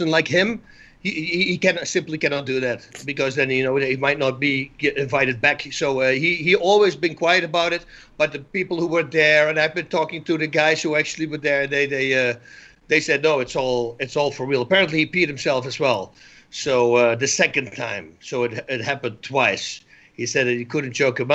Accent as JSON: {"language": "English", "country": "Netherlands", "moved": "as an adult", "lives_now": "United States", "said": "I'm from Holland."}